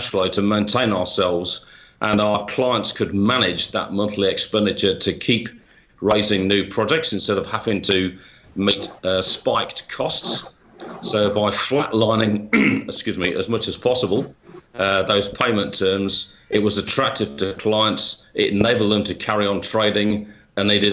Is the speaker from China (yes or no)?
no; United Kingdom; moved away